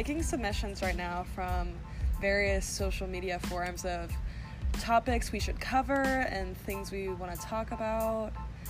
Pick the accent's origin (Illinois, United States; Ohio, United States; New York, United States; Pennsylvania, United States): Ohio, United States; suburb of Columbus, Central; We love saying we're from Columbus, but really we're from a suburb, not even 30 minutes away.